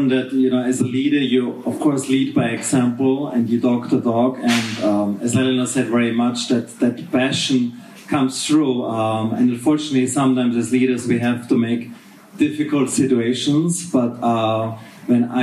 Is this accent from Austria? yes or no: yes; Austria; moved away as an adult; now in Chengdu, China; I've been living in Chengdu now for 30 years and I'm originally from Austria, from a very small village, and have been living all over the world for the past 20 years. I left Austria in 1999.